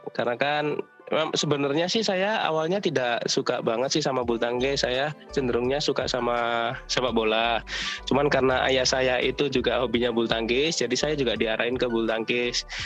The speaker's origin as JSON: {"language": "Indonesian", "town": "Surabaya", "region": "East Java", "country": "Indonesia", "moved": "yes", "lives_now": "Solo, Indonesia", "said": "aslinya Surabaya, cuman pada tahun 2012 oh. saya pindah ke Solo, jadi udah menetap di sini."}